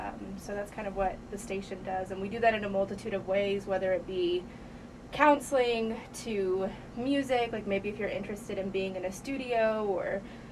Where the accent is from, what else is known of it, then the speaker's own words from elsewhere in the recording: San Bernardino, California, United States; now in Springdale, United States; I was actually born in California. It was maybe 2003 in December that I moved here to Arkansas.